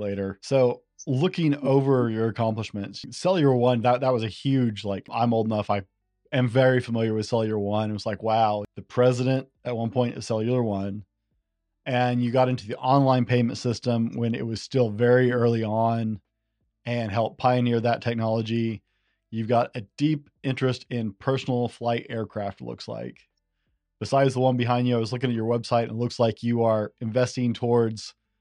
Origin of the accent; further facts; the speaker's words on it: the South, United States; moved away; Growing up for like ice cream socials in the South where my parents were, my whole family's Texan except for me. And we were born, raised, growing up in Southern churches